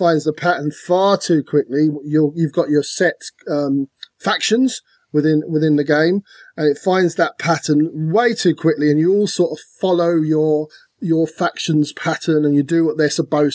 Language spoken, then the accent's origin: English; Ireland; We're Irish